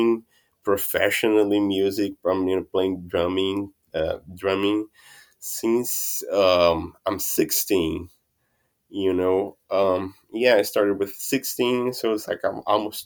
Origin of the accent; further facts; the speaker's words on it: Olinda, Pernambuco, Brazil; English is a second language; moved away as an adult; now in Austin, United States; I'm from Olinda originally, right? I was born in Olinda, in an old city where the carnival is really, really traditional